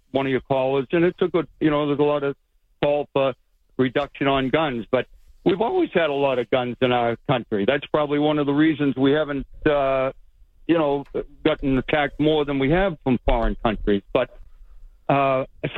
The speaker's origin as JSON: {"language": "English", "town": "Boston", "region": "Massachusetts", "country": "United States", "tie": "born or raised there", "moved": "yes", "said": "I'm your buddy from Jamaica Plain originally there over the border"}